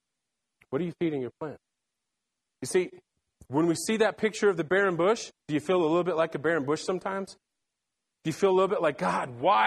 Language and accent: English; Salt Lake City, Utah, United States; I was born and raised in Salt Lake City, Utah